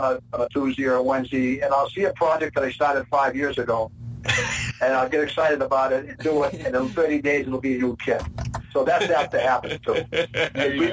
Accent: Maine, United States; accent: Maine; I lived in Maine for, about 30 years of my life, so I kind of think that, there might be some Maine accent there

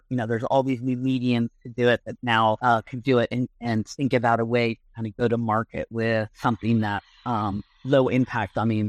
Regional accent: Kenya; So what we do is, we obviously, because we're from Kenya, we have a huge like savanna line. We do huge giraffes, you know, all this kind of like lions, giraffes, warthogs, things to represent Kenya.

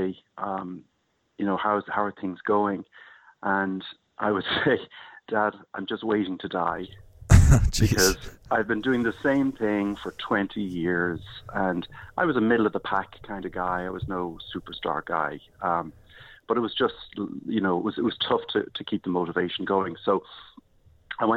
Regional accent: Ireland; moved away; I'm from Ireland originally

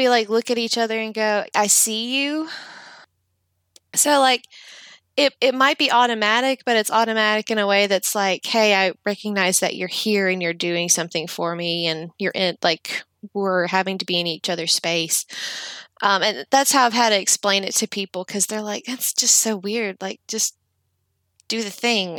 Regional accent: Jackson, Mississippi, United States; also born or lived in Yazoo City, Mississippi; I still live in my hometown

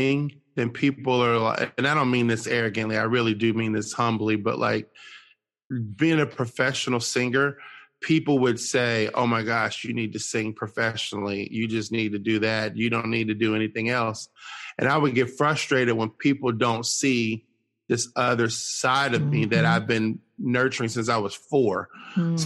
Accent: Cincinnati, Ohio, United States; moved away as an adult; now in Nashville, United States; I'm originally from Cincinnati, Ohio

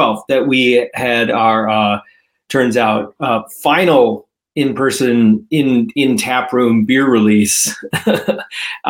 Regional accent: Evanston, Illinois, United States; I grew up in Evanston. I came back and have been raising my kids here

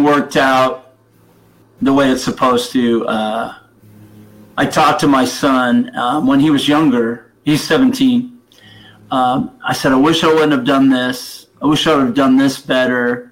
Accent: United States; moved away as an adult; also born or lived in Denver, Colorado / Houston, Texas; now in St. Louis area, United States; I grew up in Denver and Houston

